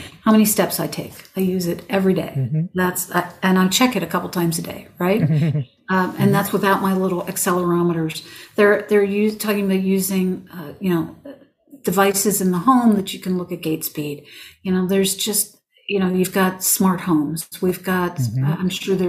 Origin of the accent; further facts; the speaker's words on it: Western Pennsylvania, United States; I grew up in Western Pennsylvania